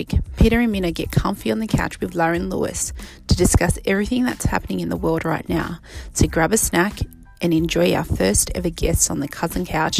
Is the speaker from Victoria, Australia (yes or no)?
no; Sydney, New South Wales, Australia; I am half Polynesian, half African American, but I grew up here in Sydney, Australia, so I am most Aussie.